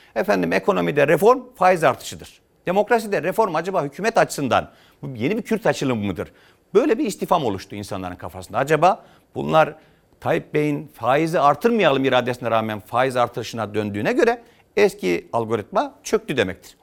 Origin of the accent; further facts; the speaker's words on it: Yozgat Province, Turkey; moved away as an adult; also born or lived in Trabzon (family origin, Çaykara); now in Ankara, Turkey; Ben Yozgat'ta doğdum.